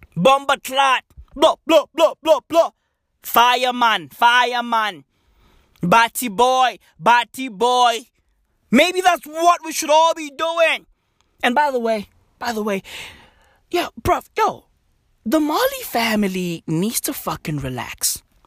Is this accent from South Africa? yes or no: yes; South Africa; From today going forward, I'm no longer South African. I'm Kenyan.